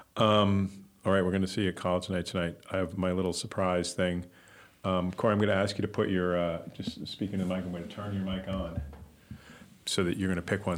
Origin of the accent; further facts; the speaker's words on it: New York, United States; from the 1970s when I was growing up in New York